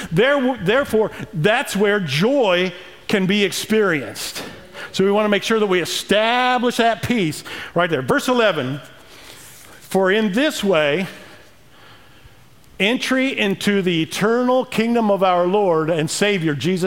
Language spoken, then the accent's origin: English; Emden, Illinois, United States; moved away; Growing up in Emden, Illinois, 550 people, you know. Well, 548 since my brother and I left 40 years ago